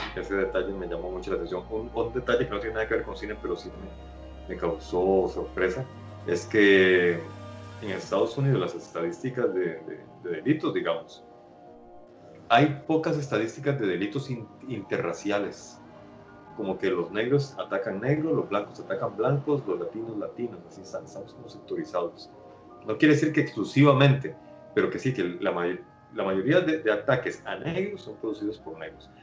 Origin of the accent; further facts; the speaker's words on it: Costa Rica; como centroamericano que soy